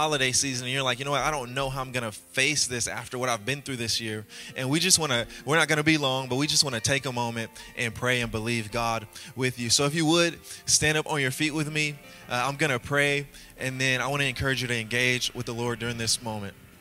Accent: Louisiana, United States; I'm from Louisiana, and my mom raised me and my 8 other siblings

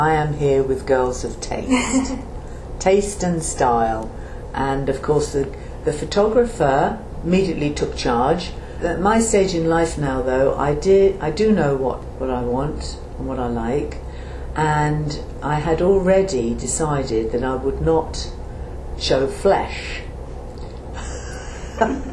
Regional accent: Portsmouth, South East England, United Kingdom; moved away as an adult; I was born in Portsmouth in the house that I was living in with my mother and father in Cassassin Street in Portsmouth

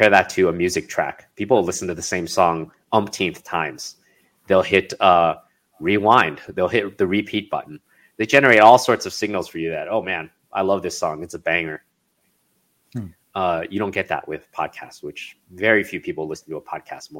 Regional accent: Chicago, Illinois, United States; now in California, United States; So I grew up in Chicago

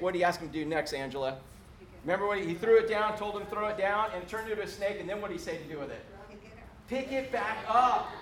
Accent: Space Coast, Florida, United States; When I first got here from fishing the Space Coast, growing up in the Space Coast

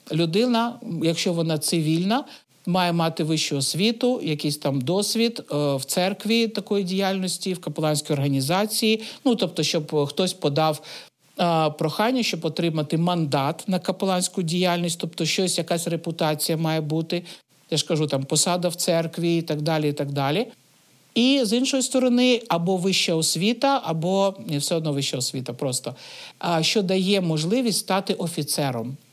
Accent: Kyiv, Ukraine; moved away as an adult; also born or lived in Stanytsia Luhanska; Я сама з Києва, але в 15-му році я переїхала жити в станицю Луганську.

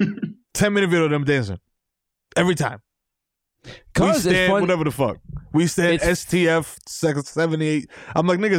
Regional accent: New York City, New York, United States; Growing up in the Bronx and road dogging as a kid, as a teenager.

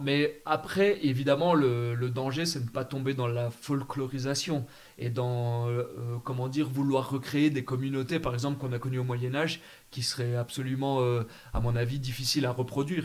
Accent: France

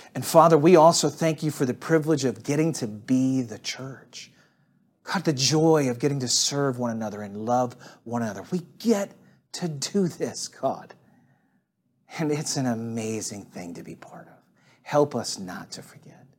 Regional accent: St. Louis, Missouri, United States; now in Atlanta, United States; I talk about Saint Louis a fair amount. I'm one of those people that's kinda crazy about where they're from

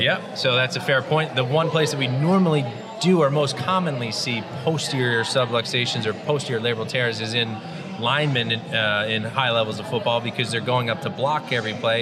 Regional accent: New Jersey, United States; also born or lived in central Massachusetts; born and raised in the South Jersey area where I practice

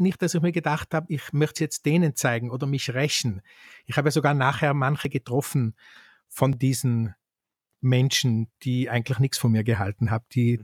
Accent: Kauns, Tyrol, Austria; in Kauns, um das beim Namen zu nennen, wo ich aufgewachsen bin

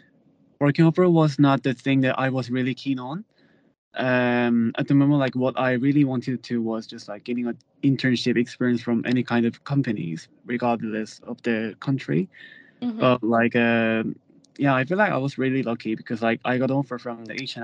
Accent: South Korea; moved away; also born or lived in London, United Kingdom / Sweden; I'm from South Korea and I'm currently majoring in the fashion buying and merchandising

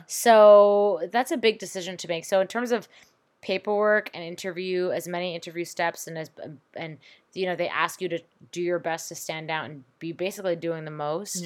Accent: Toronto, Ontario, Canada; moved away as an adult; now in South Korea; I'm from Toronto

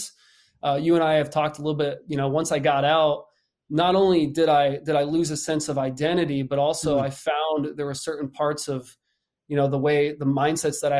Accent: Nazareth, Pennsylvania, United States; I'm from Nazareth, Pennsylvania, born and raised out there

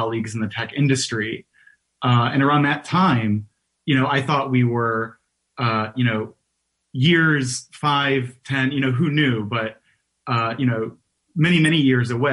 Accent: Detroit, Michigan, United States; moved away as an adult; now in New York, United States; I'm not originally from New York. I am originally from Detroit.

